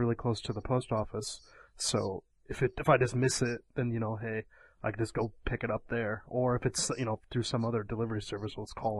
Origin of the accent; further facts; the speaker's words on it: Decatur, Illinois, United States; moved away as an adult; now in Japan; my hometown in America, I'm from central Illinois, and, well, my hometown's about 80,000 people. It's called Decatur. But, I mean, outside of, it's like an old dying factory town, and outside of town, there's just a lot of farms.